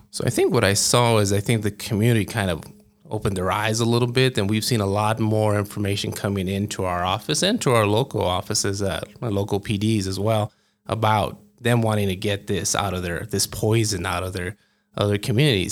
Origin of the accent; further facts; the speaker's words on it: El Paso, Texas, United States; moved away as an adult; now in Albuquerque, United States; I grew up in El Paso